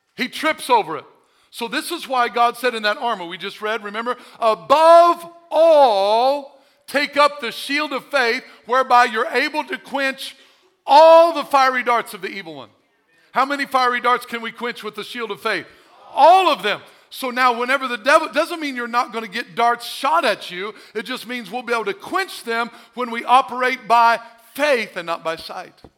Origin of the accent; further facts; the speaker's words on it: Missouri, United States; I'm from Missouri. Show me state